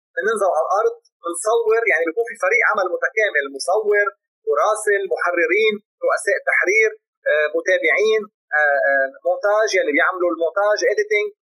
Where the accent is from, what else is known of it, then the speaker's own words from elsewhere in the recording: Lebanon; عندنا بلبنان